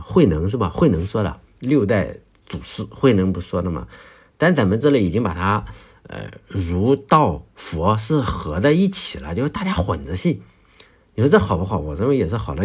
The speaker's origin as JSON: {"language": "Chinese", "region": "Shandong", "country": "China", "tie": "born or raised there", "said": "我的故乡，呃，在山东"}